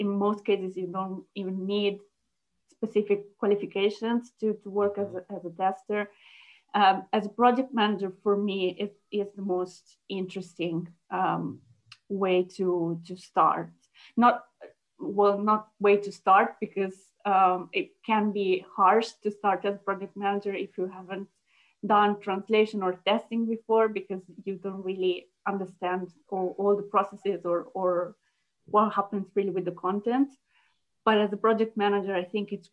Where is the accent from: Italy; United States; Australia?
Italy; first language Italian; English is a second language; moved away as an adult; also born or lived in Germany; I speak Italian is my first language. Sure. So I was born in Italy